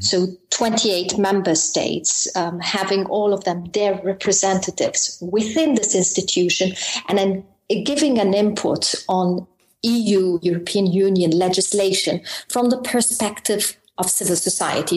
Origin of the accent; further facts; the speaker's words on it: Malta; moved away as an adult; now in Brussels, Belgium; I'm uh, actually from Malta. I'm um, Maltese